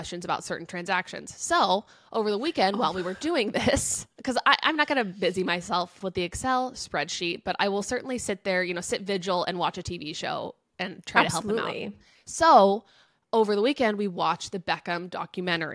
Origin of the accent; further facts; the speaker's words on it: United States; I'm an American and we call it soccer.